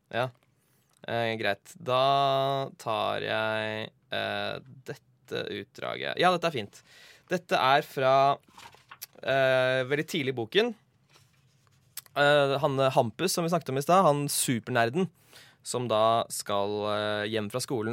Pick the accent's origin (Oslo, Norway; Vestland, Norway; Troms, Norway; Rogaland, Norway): Oslo, Norway; Jeg vokste opp i Sumsgate.